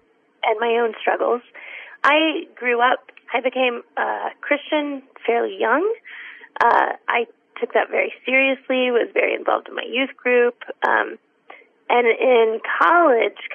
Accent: Austin, Texas, United States; now in Pittsburgh, United States; we live in Pittsburgh, but I am from Austin, Texas. Oh. And I am very much, I'm a seventh generation Texan

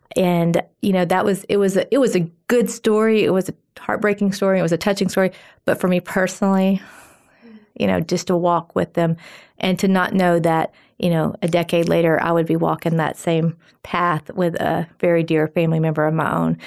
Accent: Phil Campbell, Alabama, United States; I am a farm girl from Phil Campbell, Alabama.

